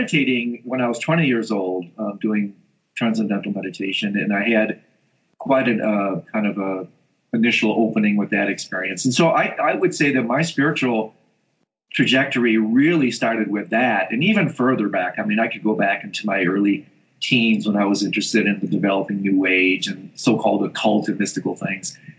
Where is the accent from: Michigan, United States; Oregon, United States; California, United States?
Michigan, United States; moved away as an adult; also born or lived in Indiana; now in Colorado, United States; I grew up in Michigan, went to school in Indiana.